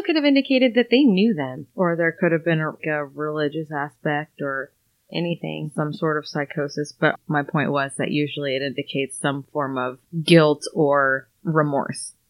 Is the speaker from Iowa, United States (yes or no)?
yes; Iowa, United States; we're from Iowa